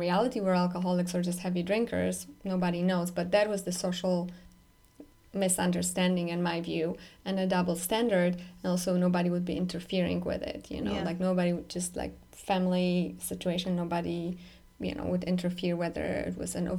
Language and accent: English; Poland; moved away; I'm growing up in Poland specifically, that's where I grew up